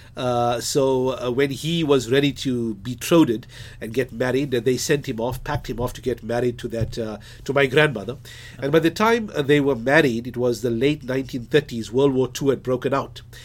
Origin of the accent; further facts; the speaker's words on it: Durban, KwaZulu-Natal, South Africa; moved away as an adult; also born or lived in Johannesburg / United States; I'm a Durbanite, a born Durbanite